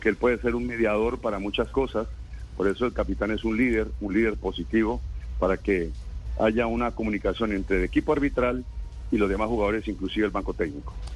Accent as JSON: {"language": "Spanish", "country": "Colombia", "said": "como colombiano"}